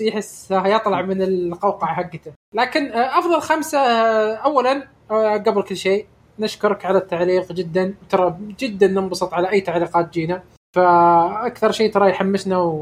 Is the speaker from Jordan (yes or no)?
no; Saudi Arabia; احنا من السعوديه